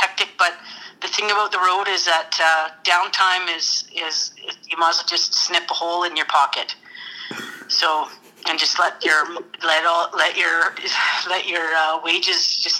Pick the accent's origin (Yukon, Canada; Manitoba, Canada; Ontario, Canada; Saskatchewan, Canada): Yukon, Canada; Whitehorse; I'm a writer and a storyteller. I was born and raised in Whitehorse, Yukon Territory, I'm a third generation Yukoner. Both sets of my grandparents moved up in 1942 and 1949, respectively.